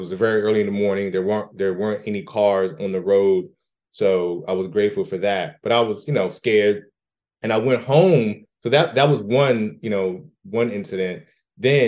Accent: the Washington, D.C. area, Maryland, United States; I'm from Maryland, the Washington, D.C. area. Lived there my entire life

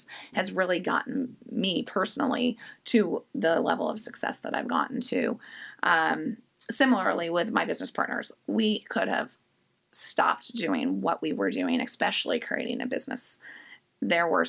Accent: Indianapolis, Indiana, United States; now in Richmond, United States; I actually am not from Richmond, Virginia. I'm from Indianapolis.

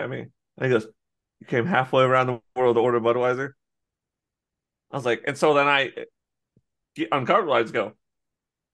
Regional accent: United States; I was born in America

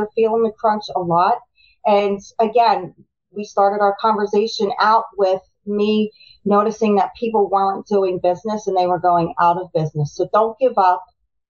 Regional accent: Delaware County, Pennsylvania, United States; to me, Delco is where I grew up. And Delco is where I learned to be me. And I love my accent, and I'm not going to get rid of it.

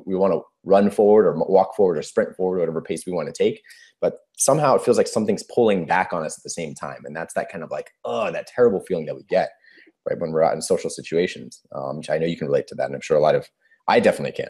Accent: California, United States; I'm 33 years old and I'm from California, United States.

